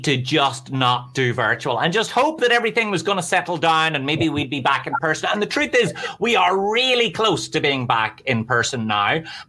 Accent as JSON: {"language": "English", "town": "Belfast", "region": "Northern Ireland", "country": "United Kingdom", "said": "I'm from Belfast, so I have no idea what that number means, but I imagine it's good."}